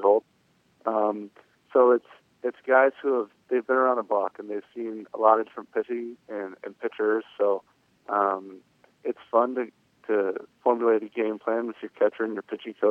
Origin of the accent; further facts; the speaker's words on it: Cleveland, Ohio, United States; also born or lived in Oklahoma; Mainly Ohio. I went to high school in Ohio